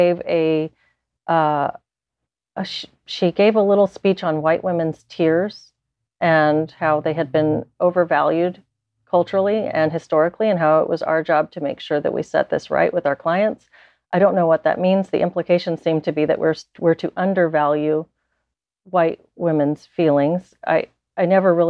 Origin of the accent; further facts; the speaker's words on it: South Texas, United States; I grew up in South Texas